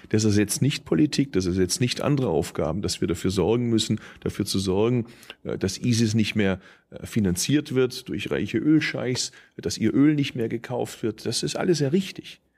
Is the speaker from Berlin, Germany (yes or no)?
no; Stuttgart, Baden-Württemberg, Germany; also born or lived in Tübingen; da, wo ich herkomme in Stuttgart